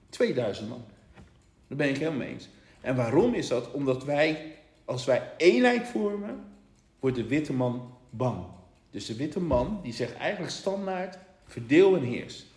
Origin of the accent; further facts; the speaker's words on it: Rotterdam, South Holland, Netherlands; wij komen uit Rotterdam